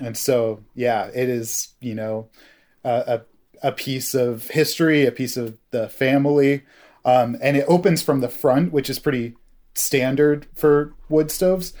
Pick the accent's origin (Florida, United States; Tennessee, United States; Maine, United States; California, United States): Maine, United States; Hancock; now in Vermont, United States; I grew up in the town of Hancock, Maine.